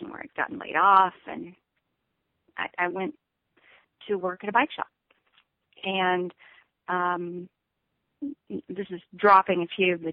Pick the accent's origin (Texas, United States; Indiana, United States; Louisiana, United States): Texas, United States; I grew up I grew up in West Texas and that's that's what I thought.